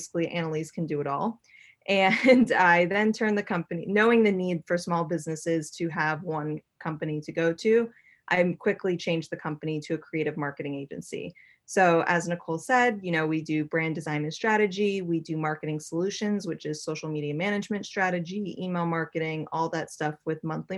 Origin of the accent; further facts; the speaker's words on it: Boston, Massachusetts, United States; moved away as an adult; also born or lived in New York City; I was born and raised in Boston, Massachusetts, and as soon as I turned 18, I moved to New York City